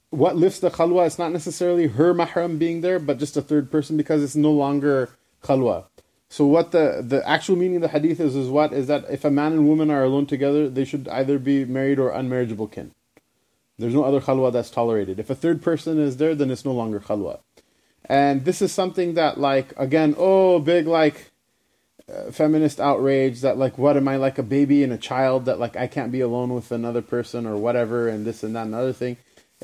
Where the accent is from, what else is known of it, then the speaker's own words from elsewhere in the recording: New York, United States; the teachings that our rabbi taught us, you know, when we were growing up in New York or whatever